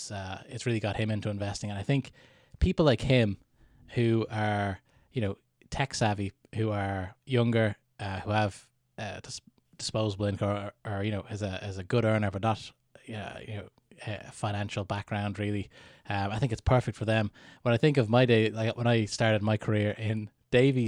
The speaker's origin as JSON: {"language": "English", "country": "Ireland", "tie": "born or raised there", "said": "growing up in Ireland"}